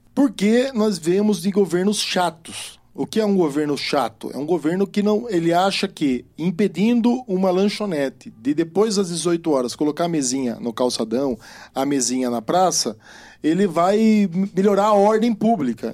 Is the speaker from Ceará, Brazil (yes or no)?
no; Sorocaba, São Paulo, Brazil; eu sou sorocabano